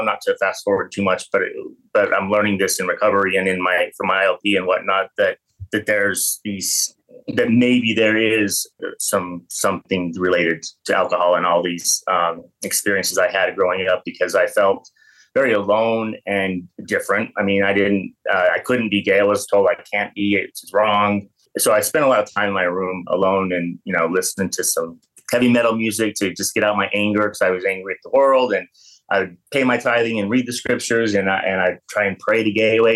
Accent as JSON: {"language": "English", "town": "Payson", "region": "Utah", "country": "United States", "tie": "born or raised there", "moved": "as an adult", "lives_now": "Fort Lauderdale, United States", "said": "I was born and raised in a small town about an hour south of Salt Lake City, um, town called Payson, Utah"}